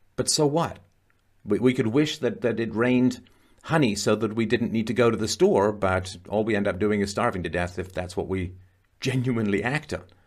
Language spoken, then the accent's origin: English; Ireland; moved away; I was born in Ireland, Spent a lot of time in Ireland